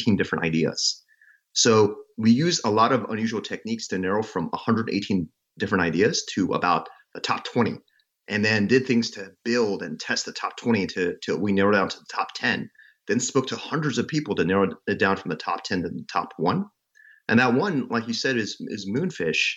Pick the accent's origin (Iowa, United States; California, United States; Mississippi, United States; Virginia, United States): Mississippi, United States; moved away as an adult; also born or lived in China / New York; I was born in China, but I grew up in Mississippi